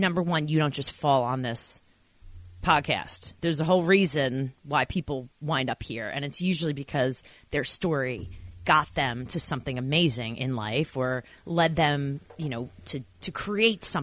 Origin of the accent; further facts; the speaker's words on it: Babylon, New York, United States; now in New Jersey, United States; I was a town called Babylon